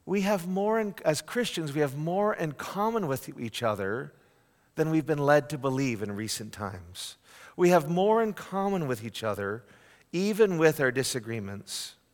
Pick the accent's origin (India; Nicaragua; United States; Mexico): United States; Northeast; Um, I'm from the Northeast. We call those people with love the frozen chosen.